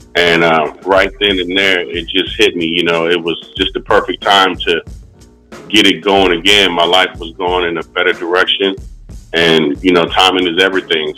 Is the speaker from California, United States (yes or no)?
yes; Oceanside, California, United States; moved away as an adult; now in Winston-Salem, United States; growing up in Oceanside